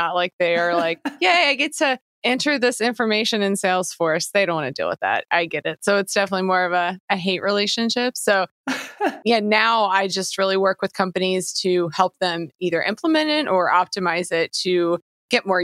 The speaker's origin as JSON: {"language": "English", "region": "Kentucky", "country": "United States", "moved": "as an adult", "lives_now": "Los Angeles, United States", "said": "I'm originally from Kentucky."}